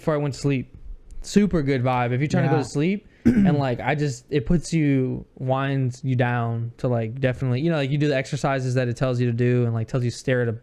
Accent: The Woodlands, Texas, United States; I was born in the Woodlands, actually

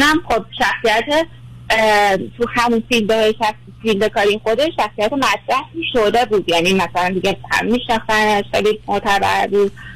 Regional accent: Iran; moved away as an adult; now in Canada; ما ایرانیم

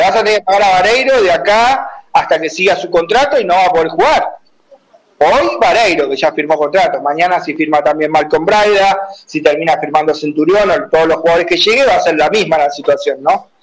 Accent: Argentina; en mi país

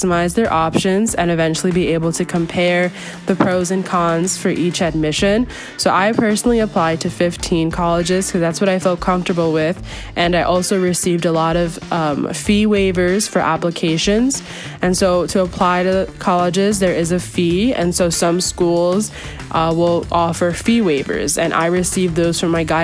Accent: Hudson Valley, New York, United States; I'm from Hudson Valley, New York

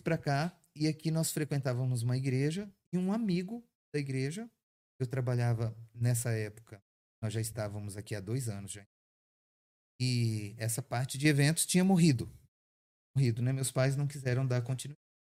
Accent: Santa Catarina, Brazil; now in Caldas Novas, Brazil; nós somos catarinenses, nós não somos de Caldas Novas. E meus pais, quando criança, quando eu quando criança, eles já trabalhavam com, com eventos

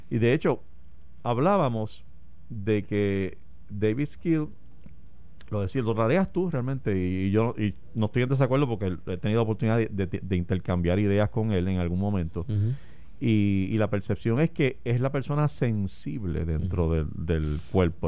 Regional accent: Puerto Rico

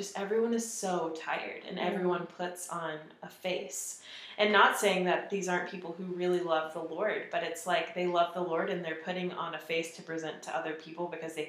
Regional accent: Georgia, United States; I'm from Georgia. Yeah, I'm from the South. I was raised a believer because honestly, I thought everybody was. Like, I thought everybody was a Christian.

